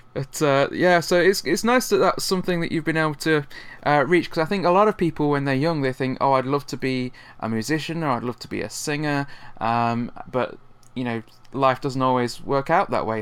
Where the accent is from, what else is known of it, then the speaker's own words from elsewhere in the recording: Nottingham, East Midlands, United Kingdom; you played my hometown uh, last year in Nottingham.